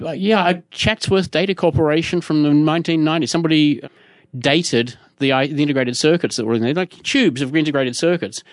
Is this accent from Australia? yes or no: yes; Australia; I'm Australian, not American